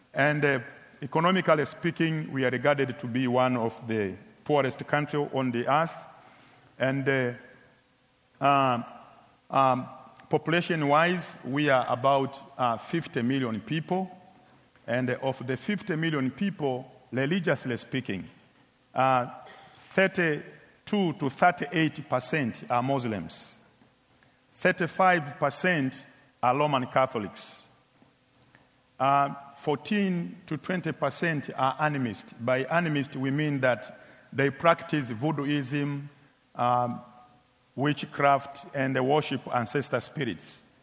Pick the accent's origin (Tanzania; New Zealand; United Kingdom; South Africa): Tanzania; my country, Tanzania